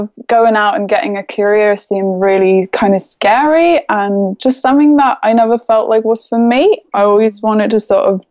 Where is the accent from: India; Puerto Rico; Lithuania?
Lithuania; moved away as an adult; also born or lived in London, United Kingdom; now in United Kingdom; I am Lithuanian. So I was born in Lithuania and brought up there. I moved to UK when I was 18.